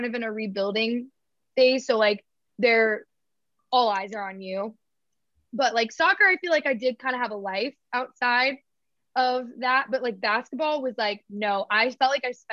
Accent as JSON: {"language": "English", "region": "Georgia", "country": "United States", "said": "I'm from Georgia"}